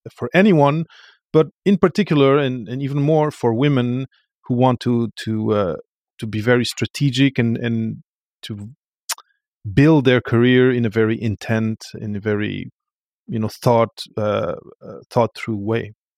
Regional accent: Portugal; moved away; I come from Portugal

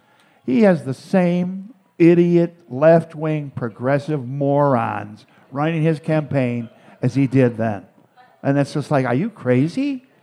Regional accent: Chicago, Illinois, United States; I grew up here.

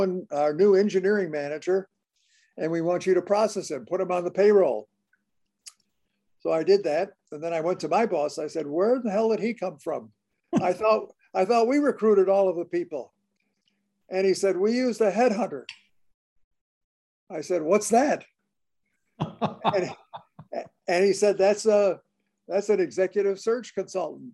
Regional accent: Chicago, Illinois, United States; I'm a Chicagoan, born and raised in the north side of Chicago

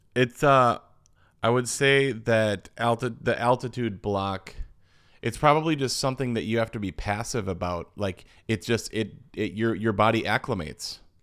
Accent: Verona, Wisconsin, United States; we're from the Midwest

